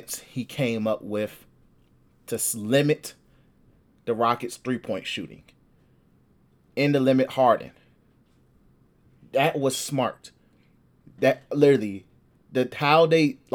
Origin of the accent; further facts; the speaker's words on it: Chicago, Illinois, United States; Southside Chicago, G. We groom hoopers here